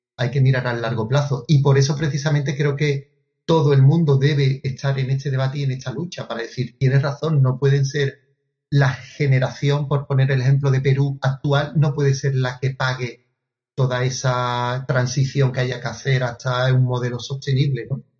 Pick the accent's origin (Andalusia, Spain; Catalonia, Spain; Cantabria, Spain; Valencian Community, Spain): Andalusia, Spain; fue la primera vez que salí no solo de España, sino de mi, de mi comunidad autónoma de Andalucía